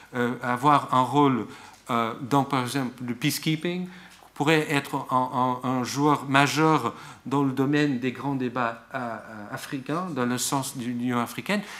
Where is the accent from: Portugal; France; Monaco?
Portugal; je suis portugais